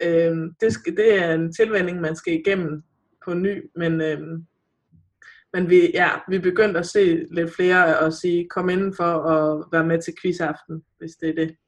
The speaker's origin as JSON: {"language": "Danish", "area": "North Jutland", "region": "North Denmark Region", "country": "Denmark", "said": "Jeg er nordjyde"}